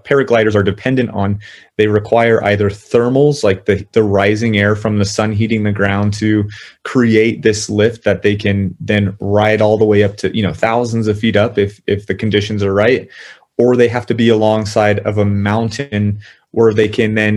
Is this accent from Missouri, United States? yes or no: no; Southern California, United States; moved away as an adult; now in El Paso, United States; I'm originally from Southern California